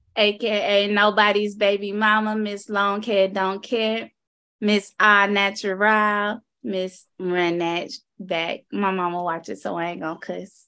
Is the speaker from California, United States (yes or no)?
no; Florida, United States; now in Minnesota, United States; I'm from Florida